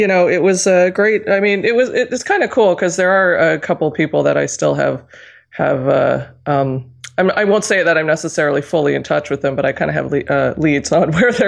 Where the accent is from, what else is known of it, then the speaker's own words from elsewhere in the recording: Alberta, Canada; moved away as an adult; also born or lived in Calgary / Montreal; now in Toronto, Canada; I am from Alberta. I was born and raised in Alberta, but my career, 99.9% of what I've done is outside of Alberta, in Ontario, in Toronto.